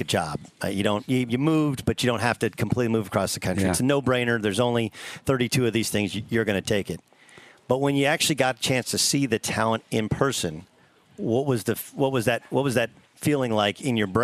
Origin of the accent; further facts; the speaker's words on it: Orange, California, United States; I grew up in Orange, California